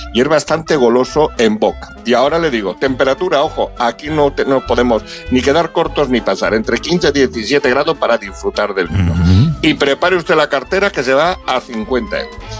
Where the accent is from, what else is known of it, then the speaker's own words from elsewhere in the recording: Málaga, Andalusia, Spain; moved away; mi tierra, me voy a bajar hacia Málaga